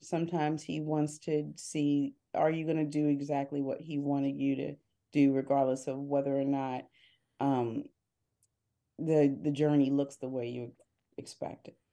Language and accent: English; Harrisburg, Pennsylvania, United States; moved away as an adult; now in Philadelphia, United States; I grew up in central Pennsylvania, I grew up in Harrisburg, P